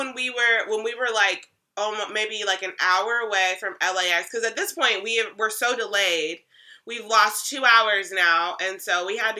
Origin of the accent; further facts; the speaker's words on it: Georgia, United States; And I said, Georgia.